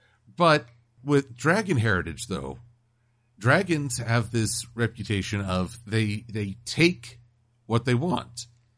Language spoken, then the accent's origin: English; Connecticut, United States; Wait, you made me the Black Ranger because I have African origins? I'm from Connecticut.